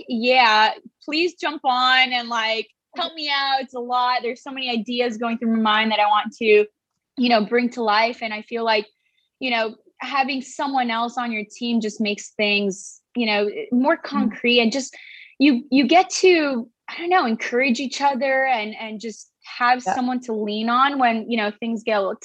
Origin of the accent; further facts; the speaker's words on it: Miami, Florida, United States; moved away as an adult; also born or lived in Caracas, Venezuela / Los Angeles; now in San Diego, United States; I'm actually originally from Venezuela, Caracas, and I was raised in Miami, Florida